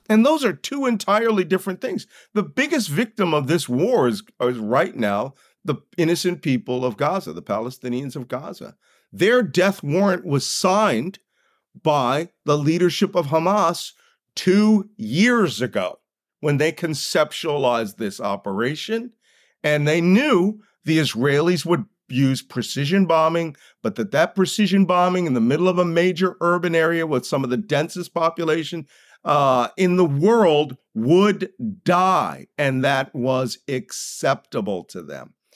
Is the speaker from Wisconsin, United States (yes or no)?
no; Philadelphia, Pennsylvania, United States; I grew up in Philadelphia